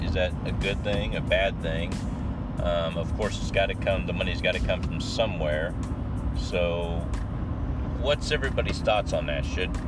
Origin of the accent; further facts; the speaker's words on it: United States; we're Americans living in America